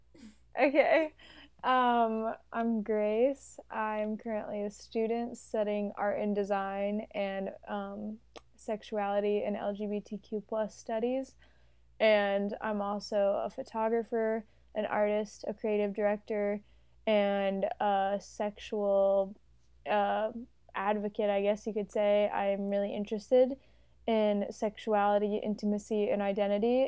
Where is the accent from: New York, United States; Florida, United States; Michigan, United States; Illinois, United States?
Illinois, United States; Chicago; I'm also from Chicago